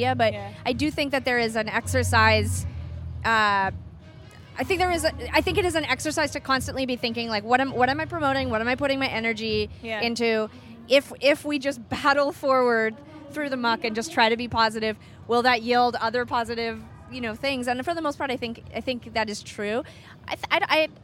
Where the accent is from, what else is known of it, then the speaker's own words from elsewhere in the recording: Canada; I'm actually a very nice Canadian person